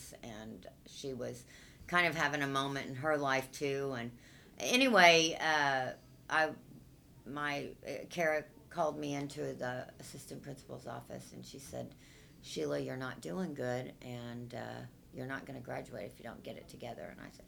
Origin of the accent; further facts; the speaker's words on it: Nashville, Tennessee, United States; now in Tulsa, United States; One, I came from Nashville, so I think a local music scene is missing.